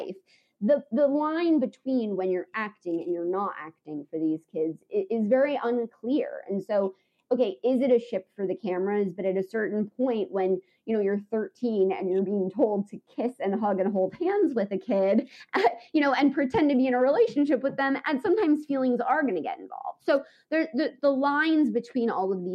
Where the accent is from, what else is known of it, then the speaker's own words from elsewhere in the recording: United States; as an American